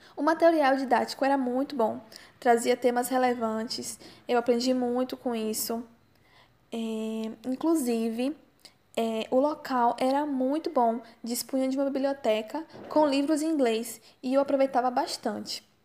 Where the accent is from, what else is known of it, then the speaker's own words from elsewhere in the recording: Candeias, Bahia, Brazil; also born or lived in Porto Alegre, Brazil; eu nasci em Porto Alegre. No entanto, eu vim para a Bahia quando eu era criança ainda e desde então eu moro aqui. Eu cresci e moro na cidade de Candeias